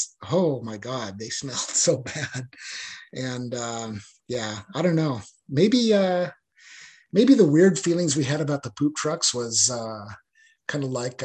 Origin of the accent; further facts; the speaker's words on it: Boise, Idaho, United States; moved away as an adult; my hometown of Boise, Idaho, there just wasn't a lot of opportunity